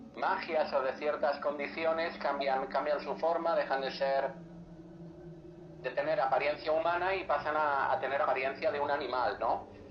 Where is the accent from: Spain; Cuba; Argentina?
Spain; conocemos todos aquí en España es que eh, el proceso sobre brujas más importante que hubo aquí en mi país